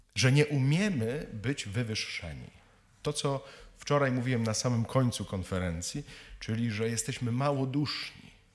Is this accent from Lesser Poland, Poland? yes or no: no; Kielce region, Świętokrzyskie Voivodeship, Poland; jestem z Kieleckiego, czyli z krainy latających scyzoryków